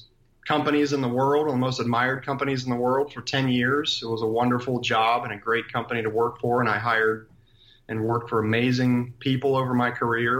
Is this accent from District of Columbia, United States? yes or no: no; Columbus, Ohio, United States; also born or lived in Cleveland, Ohio; I'm, born and raised in Columbus, Ohio